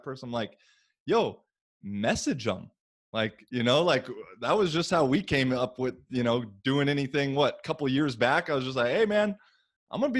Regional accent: Washington, United States; moved away as an adult; also born or lived in Bay Area, California; my home state of Washington

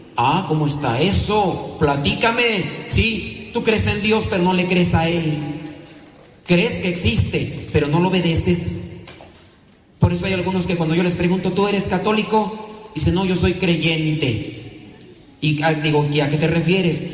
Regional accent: Mexico; now in United States; vengo yo de México

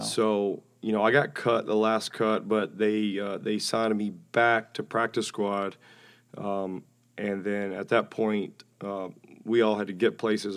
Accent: Alabama, United States; moved away; I enjoyed growing up in Alabama.

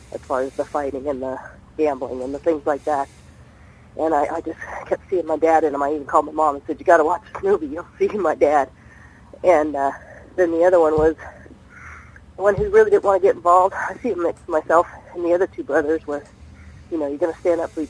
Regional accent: Sierra Nevada, California, United States; I'm from California, I was raised up in the rodeo hills of the Sierra Nevadas and not down in the beachy towns

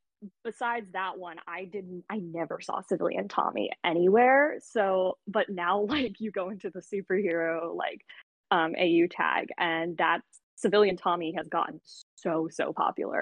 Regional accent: San Diego, California, United States; my hometown, San Diego

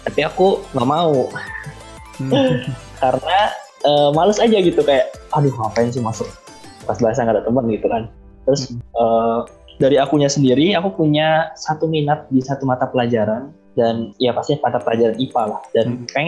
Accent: Bangka Belitung Islands, Indonesia; saya dari Provinsi Kepulauan Bangka Belitung, tepatnya tinggal di Bangka Barat, dan cukup jauh dari Manado.

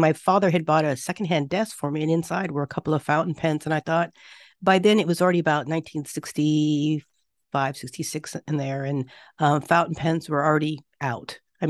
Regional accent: Japan; I was raised in Japan a lot and have spent over 30 years here off and on between my work and living here.

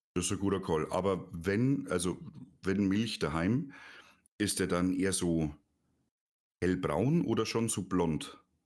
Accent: Neuburg an der Donau, Bavaria, Germany; bei uns in Neuburg

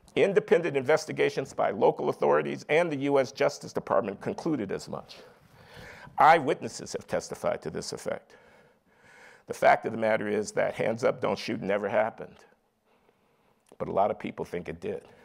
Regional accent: Chicago, Illinois, United States; moved away as an adult; I grew up in Chicago in the 1950s and 60s in a working class family

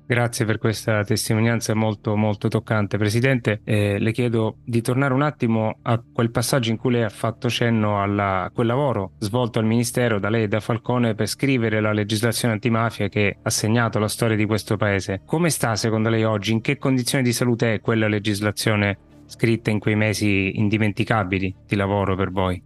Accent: Sicily, Italy; Da siciliano

